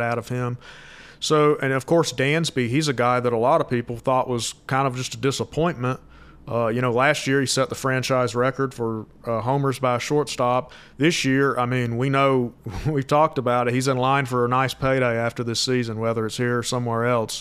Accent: Georgia, United States; growing up in Georgia

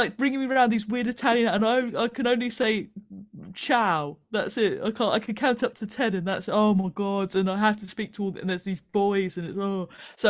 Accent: United Kingdom; I mean, there's a lot to be ashamed about being British

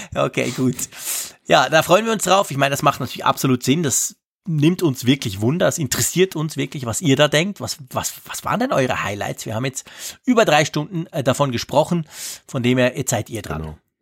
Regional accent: Switzerland; bei uns in der Schweiz

